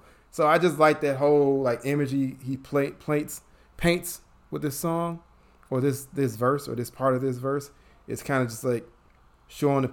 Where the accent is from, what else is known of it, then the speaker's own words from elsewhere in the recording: Chicago, Illinois, United States; me growing up in Chicago